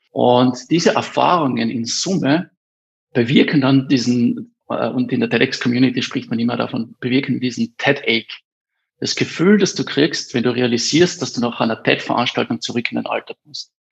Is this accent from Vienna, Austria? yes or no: no; Eberndorf, Carinthia, Austria; ich bin in Eberndorf aufgewachsen